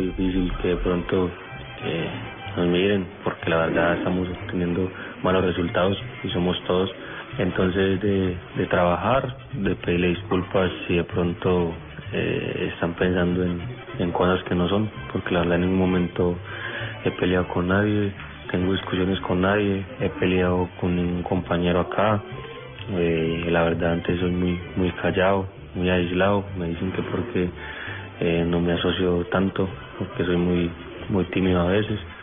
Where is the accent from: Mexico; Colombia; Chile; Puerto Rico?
Colombia; moved away; somos colombianos